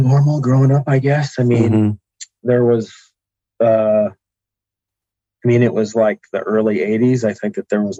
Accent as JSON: {"language": "English", "area": "Kalamazoo / Grand Rapids", "region": "Southwest Michigan", "country": "United States", "tie": "born or raised there", "also_born_or_lived": "Mesa, Arizona", "said": "And then we moved back to Michigan"}